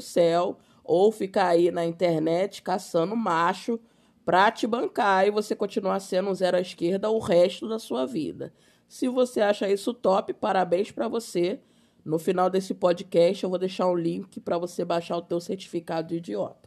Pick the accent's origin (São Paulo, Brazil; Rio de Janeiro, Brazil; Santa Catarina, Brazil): Rio de Janeiro, Brazil; Sou carioca